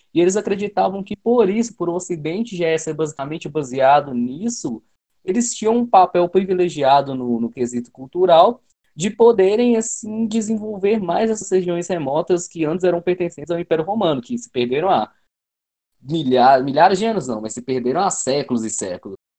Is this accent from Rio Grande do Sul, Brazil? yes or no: no; Minas Gerais, Brazil; eu sou mineiro, eu tenho sigo essa cultura de Minas Gerais